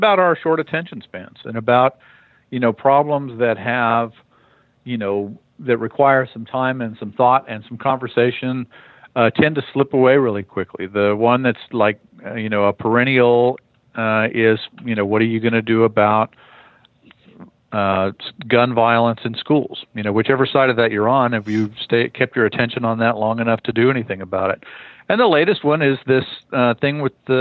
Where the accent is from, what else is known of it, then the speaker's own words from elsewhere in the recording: El Paso, Texas, United States; now in Austin, United States; I was born in the Panhandle and raised in El Paso